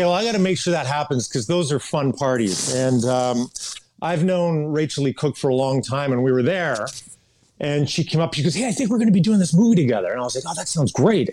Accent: Kamloops, British Columbia, Canada; I grew up in Kamloops, British Columbia, Canada

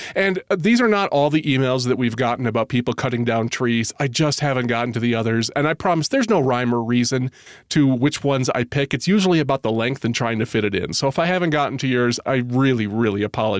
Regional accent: New Mexico, United States; I grew up in New Mexico, and some of my fondest memories are going to the forest and picking out our Christmas tree each year.

